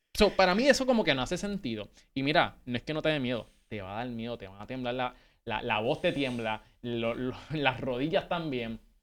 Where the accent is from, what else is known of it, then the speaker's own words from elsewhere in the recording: Puerto Rico; moved away; nosotros que somos puertorriqueños